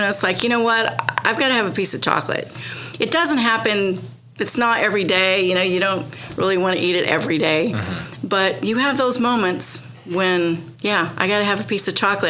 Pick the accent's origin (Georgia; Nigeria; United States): United States; Oklahoma; moved away as an adult; also born or lived in Texas / Florida / Tennessee / South Carolina; I grew up in Oklahoma, and I mean I've lived in different states, you know, in Texas and Florida and Tennessee and South Carolina.